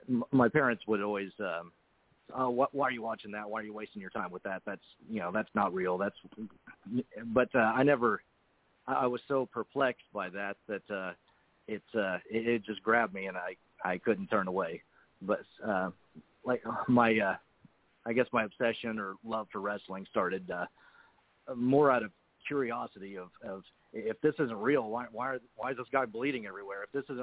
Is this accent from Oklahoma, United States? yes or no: yes; Oklahoma, United States; also born or lived in Canada / Texas; I was born in Canada, but my parents are American citizens, so I'm an American citizen. I lived there as a child, but we moved around a little bit when I was younger. My parents were in the oil business, so we lived in Texas for a little while and eventually settled in Oklahoma